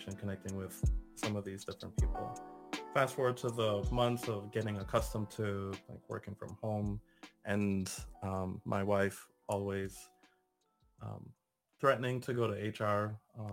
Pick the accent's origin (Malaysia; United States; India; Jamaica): Jamaica; moved away; As a Jamaican national